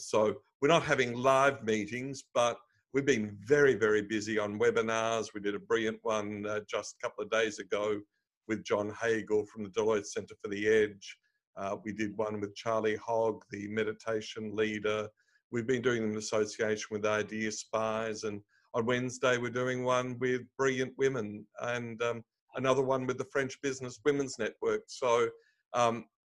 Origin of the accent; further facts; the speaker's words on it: Melbourne, Victoria, Australia; I grew up in Melbourne, Australia.